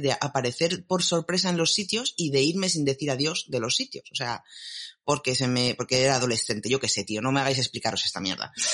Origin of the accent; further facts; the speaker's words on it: Alicante, Valencian Community, Spain; yo soy de Alicante